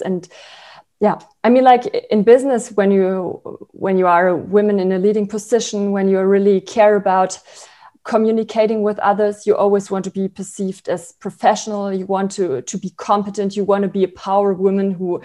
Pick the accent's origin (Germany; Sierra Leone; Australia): Germany; Berlin; English is a second language; also born or lived in Freiburg, Germany / St. Gallen, Switzerland; I was born in Freiburg in Germany, and then I grew up in Berlin